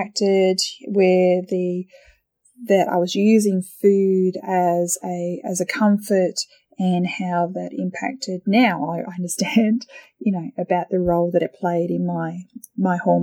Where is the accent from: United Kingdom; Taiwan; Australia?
Australia; now in Thailand; being Australian